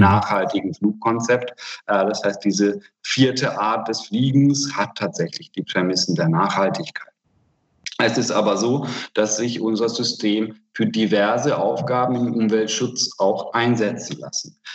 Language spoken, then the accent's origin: German; Hungary; now in Germany; ich komme aus Ungarn